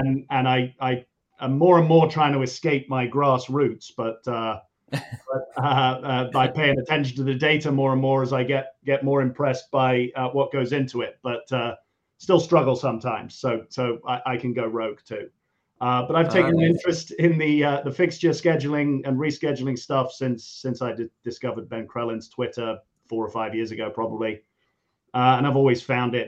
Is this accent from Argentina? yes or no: no; Birkenhead, North West England, United Kingdom; grew up in Birkenhead